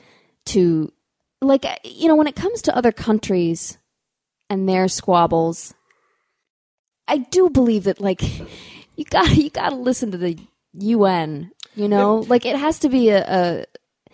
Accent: United States; I'm from the United States

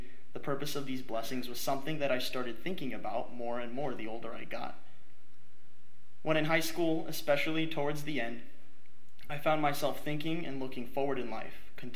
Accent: New Providence, New Jersey, United States; I was born and raised in New Providence, New Jersey, a lovely suburban town outside of New York City.

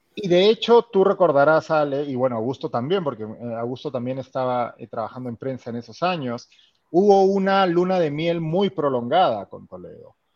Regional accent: Peru; moved away; mi trabajo como peruano en el extranjero

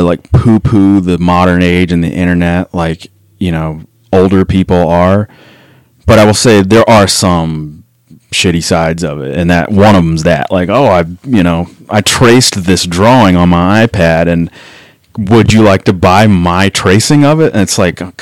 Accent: Memphis, Tennessee, United States; moved away; also born or lived in Denver / Atlanta; growing up in Memphis, like there wasn't a revolving door of people that wanted to be in a hardcore band

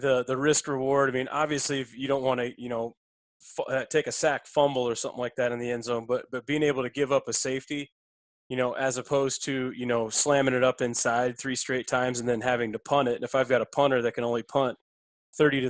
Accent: South Dakota, United States; moved away; also born or lived in Nebraska; another fellow South Dakotan. That's, you know, where I'm from originally.

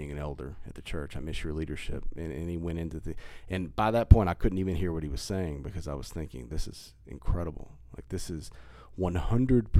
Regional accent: Hull, Texas, United States; my grandmother and I talked about growing up in Hull, Texas. She lived like half a mile from us my whole life

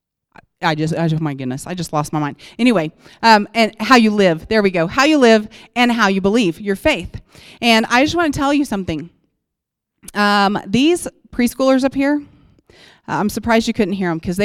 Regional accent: Oklahoma, United States; moved away as an adult; now in Colorado, United States; I'm from Oklahoma, and we moved here

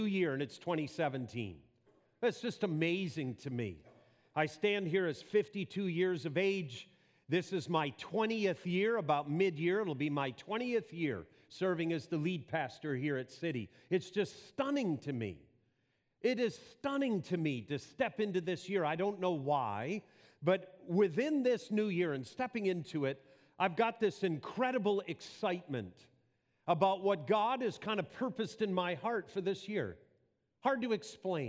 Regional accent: Wisconsin, United States; moved away; my accent is, and it's actually from Wisconsin. I was raised on a farm there as a young boy, and the accent stuck

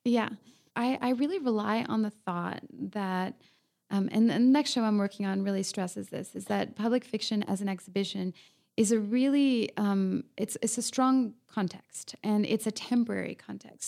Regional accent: France; now in Los Angeles, United States; I'm from France

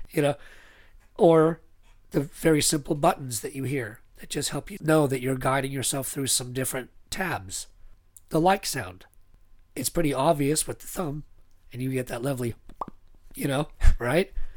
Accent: Northern California, United States; also born or lived in Anaheim, California; I was born in Anaheim, but my parents moved to Northern California when I was pretty young

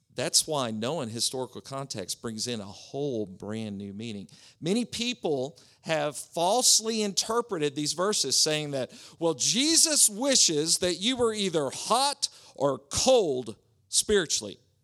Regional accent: Oklahoma, United States; moved away; It's where I grew up in Oklahoma.

